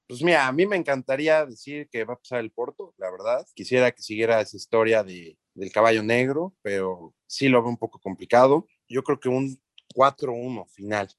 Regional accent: Mexico; yo soy mexicano

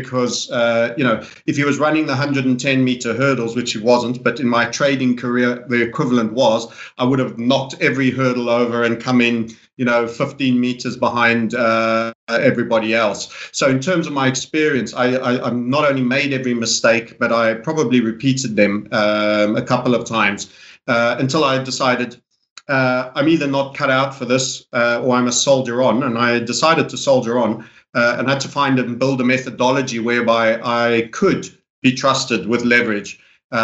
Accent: South Africa; I grew up in South Africa to an English father

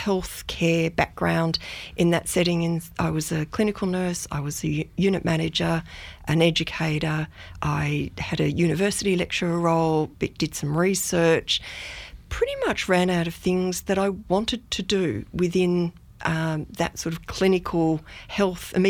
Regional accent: Melbourne, Victoria, Australia; moved away as an adult; also born or lived in Dinner Plain / Myrtleford; now in Beechworth, Australia; I grew up in Melbourne. So I grew up in the eastern suburbs of Melbourne and had what I call a pretty idyllic childhood.

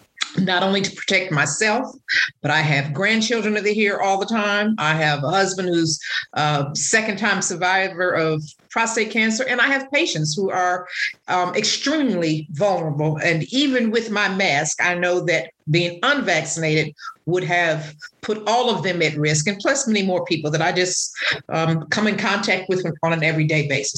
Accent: Washington, District of Columbia, United States; now in Alabama, United States; I'm originally from Washington, D.C. I probably need to claim Alabama now because I've been here 30 plus years

